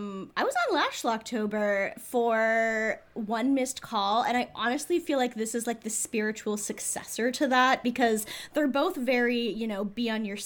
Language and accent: English; Canada; we're Canadian.